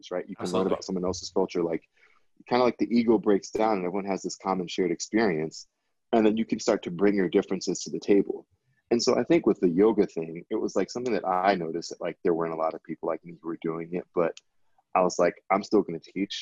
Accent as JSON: {"language": "English", "town": "Miami", "region": "Florida", "country": "United States", "tie": "born or raised there", "moved": "yes", "said": "I grew up in Miami, which is all Latin American"}